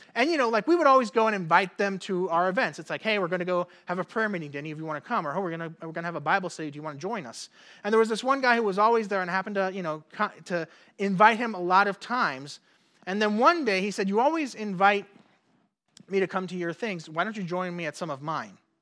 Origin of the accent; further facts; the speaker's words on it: Puerto Rico; moved away; growing up in Puerto Rico.